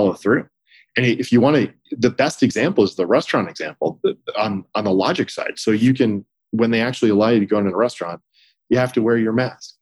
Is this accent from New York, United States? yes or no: no; Texas, United States; as a Texan